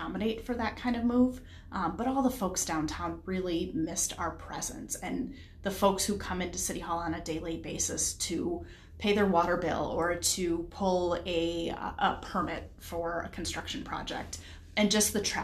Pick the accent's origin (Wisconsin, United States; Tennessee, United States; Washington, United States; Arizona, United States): Wisconsin, United States; Grafton; moved away as an adult; also born or lived in St. Cloud, Minnesota; now in Carver, United States; I was born and raised in a area just a little bit north of Milwaukee, Wisconsin. Grafton, Wisconsin is where I'm from.